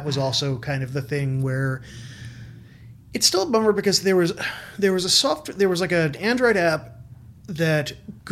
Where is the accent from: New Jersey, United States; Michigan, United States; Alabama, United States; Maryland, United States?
New Jersey, United States; moved away as an adult; also born or lived in Brooklyn, New York; I grew up in Central Jersey